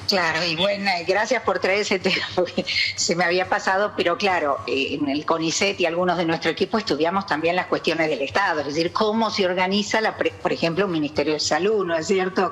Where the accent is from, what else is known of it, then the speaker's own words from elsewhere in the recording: Jujuy, Argentina; also born or lived in Buenos Aires metropolitan area; now in Buenos Aires, Argentina; yo soy de Jujuy, ¿no? Es decir, eh, casualmente estoy en el área metropolitana